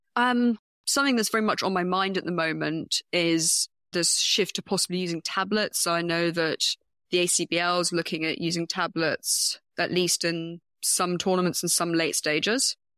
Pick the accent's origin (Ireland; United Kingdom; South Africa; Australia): United Kingdom; I'm a Brit